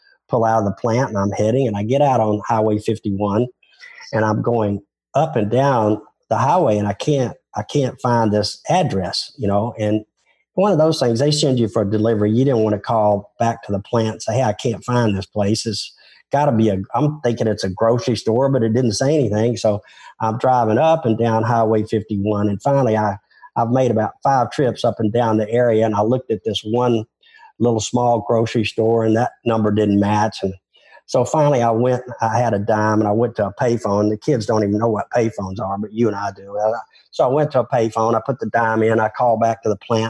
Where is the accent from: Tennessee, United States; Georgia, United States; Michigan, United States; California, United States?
Tennessee, United States; Memphis; accent: Southern; I'm not from Texas. I'm from Tennessee